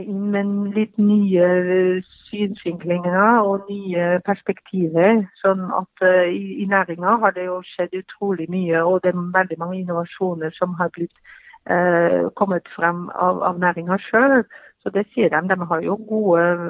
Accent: Belgium; Norwegian is a second language; moved away as an adult; now in Norway; Selv så kommer jeg fra Belgia og flytta her til, til, Norge

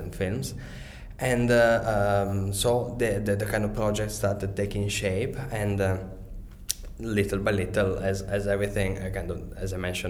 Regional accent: Venice, Veneto, Italy; moved away; also born or lived in London; I'm originally from Italy and from Venice.

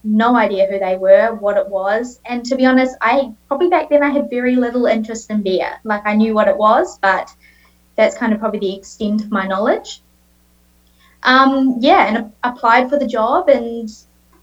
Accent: Auckland, New Zealand; accent: Kiwi; moved away as an adult; now in Australia; I was born and raised in New Zealand, grew up in Auckland

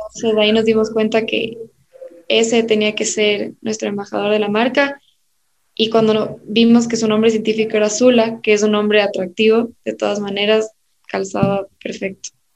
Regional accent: Ecuador; also born or lived in Tallahassee, Florida, United States; estudié aquí todo mi, mi colegio en la unidad educativa Tomás Moro

